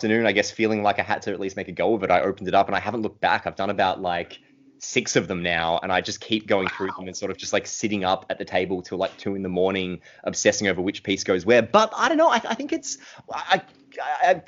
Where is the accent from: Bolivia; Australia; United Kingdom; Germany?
Australia; grew up in a small country town that was very similar to Wirrawee, the town depicted in those books